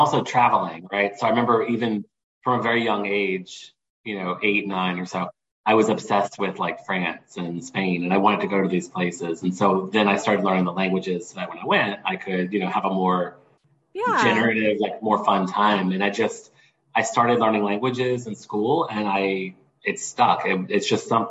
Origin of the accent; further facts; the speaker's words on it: New Orleans, Louisiana, United States; now in Houston, United States; I'm from New Orleans, like born and raised in New Orleans